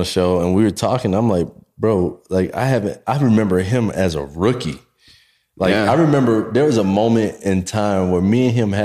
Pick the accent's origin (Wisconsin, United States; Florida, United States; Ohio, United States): Florida, United States; Daytona Beach; I'm from Daytona